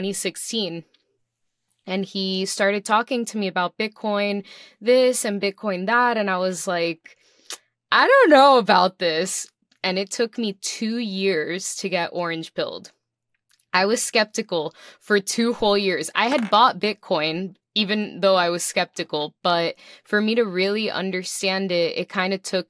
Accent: Miami, Florida, United States; also born or lived in New York / Dominican Republic / Puerto Rico; I am a Miami native. I was born and raised here in Miami, Florida

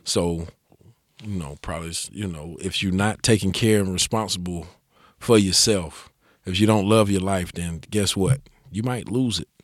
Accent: Asheville, North Carolina, United States; growing up in West Asheville, there was no opportunities for me as a young man

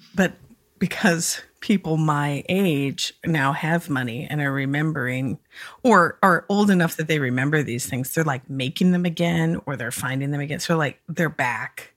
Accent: Minnesota, United States; as a Minnesotan

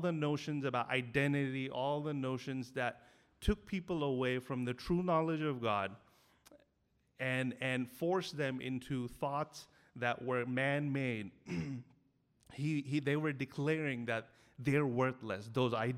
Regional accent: Delhi, India; I grew up in Delhi. You know, I grew up 21 years not knowing anyone who was a Christian in my school, college, and neighborhood

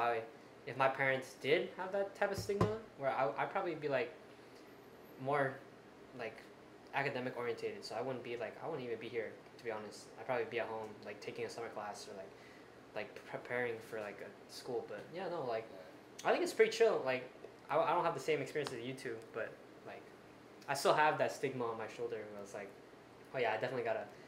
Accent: Missouri, United States; I grew up in Missouri

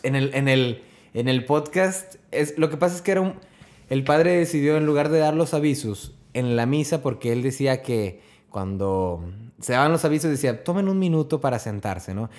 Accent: Mexico; Siendo el país, de mi país natal

